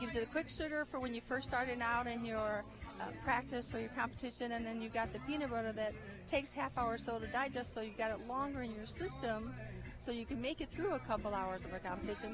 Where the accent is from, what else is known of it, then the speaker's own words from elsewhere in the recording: Michigan, United States; moved away as an adult; now in Savannah, United States; I'm from Michigan originally. I went to Central Michigan for both undergrad and graduate school